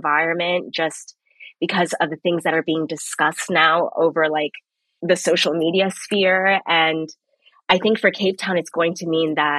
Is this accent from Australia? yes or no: no; Kenya; growing up in Kenya, I would always be on like the receiving end of groups of predominantly white people coming into like Jomo Kenyatta Airport when like I'm coming to see my family